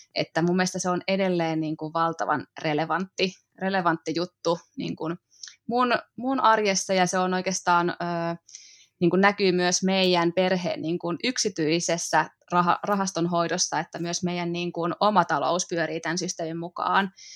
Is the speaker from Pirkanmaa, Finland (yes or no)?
yes; Mänttä, Pirkanmaa, Finland; moved away as an adult; also born or lived in Helsinki; now in Hollola, Finland; mä oon kotoisin pikkukaupungista, Mäntästä, Pirkanmaalta, ja sit lukion jälkeen mä muutin sieltä etelään.